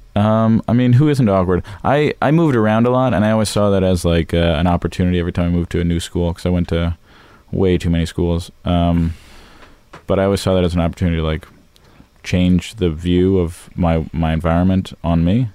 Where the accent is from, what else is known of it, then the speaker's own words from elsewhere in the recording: Los Angeles, California, United States; also born or lived in Florida; I grew up in Los Angeles